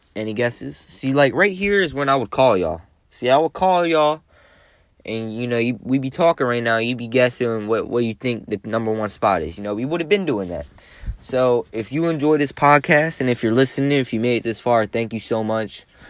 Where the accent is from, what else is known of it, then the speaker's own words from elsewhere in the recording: Maryland, United States; I'm from Maryland